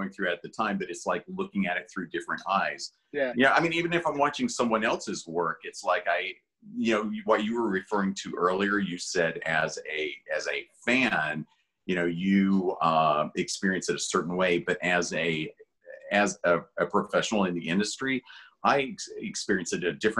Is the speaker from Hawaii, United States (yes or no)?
no; Hazard, Kentucky, United States; moved away; also born or lived in Los Angeles; I grew up in Hazard, Kentucky, which is a really small town in southeastern Kentucky, very isolated